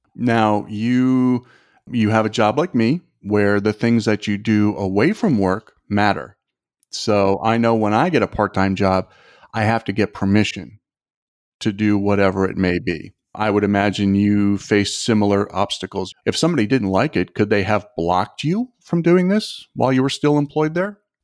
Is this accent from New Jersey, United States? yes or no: yes; Toms River, New Jersey, United States; Kelly and I grew up together in Tom's River, New Jersey